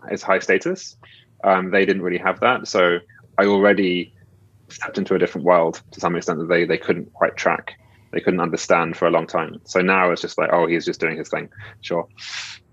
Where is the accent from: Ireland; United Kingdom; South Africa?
United Kingdom; I'm British